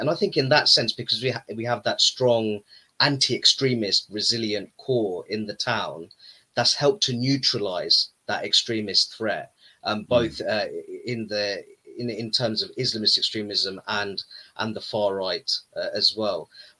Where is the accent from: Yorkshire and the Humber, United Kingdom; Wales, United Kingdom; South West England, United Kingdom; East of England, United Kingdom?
East of England, United Kingdom; Luton; I was lived most of my life in Luton